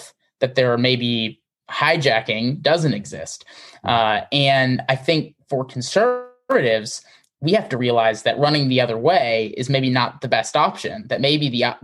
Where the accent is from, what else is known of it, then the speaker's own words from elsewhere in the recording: Wisconsin, United States; I grew up in Wisconsin